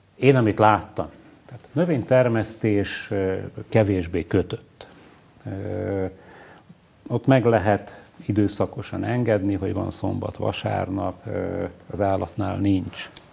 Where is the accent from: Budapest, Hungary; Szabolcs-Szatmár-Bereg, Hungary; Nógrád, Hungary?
Nógrád, Hungary; Salgótarján; also born or lived in Gödöllő; Én alapvetően iparos emberektől származom Nógrád megyében